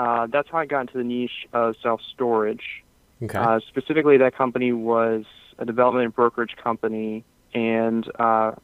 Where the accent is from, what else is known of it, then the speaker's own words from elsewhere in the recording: Pennsylvania, United States; So I'm from Pennsylvania. I live near the Philadelphia area, just outside the city.